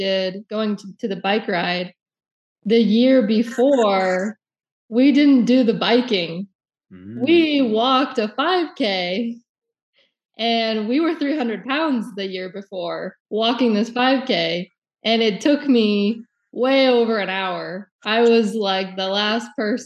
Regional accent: Denver, Colorado, United States; Alex and I, we grew up in Colorado

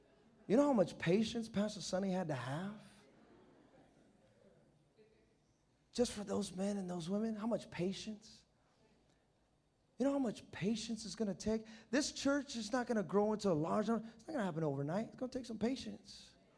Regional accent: New York, United States; I'm just a drug addict. What? I'm from New York. You want me to go to L.A.?

